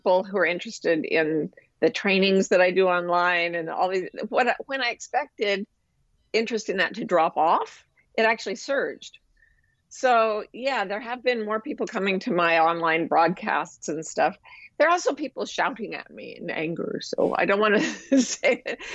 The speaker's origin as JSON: {"language": "English", "region": "Utah", "country": "United States", "tie": "born or raised there", "also_born_or_lived": "Massachusetts", "moved": "as an adult", "said": "I was raised in Utah, which is really not part of the United States culturally"}